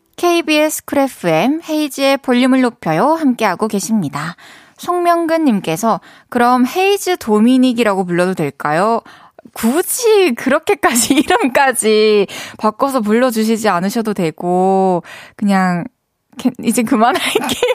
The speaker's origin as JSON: {"language": "Korean", "region": "Busan", "country": "South Korea", "said": "부산 사람으로서."}